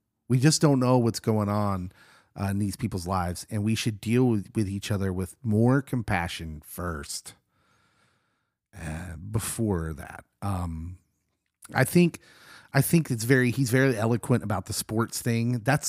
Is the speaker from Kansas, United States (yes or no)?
yes; Lawrence, Kansas, United States; I grew up in Lawrence, loving KU basketball.